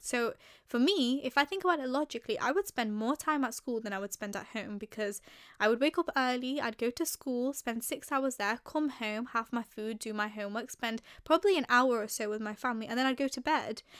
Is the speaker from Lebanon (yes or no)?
no; England, United Kingdom; I was born and raised in the U K, in England, to be precise.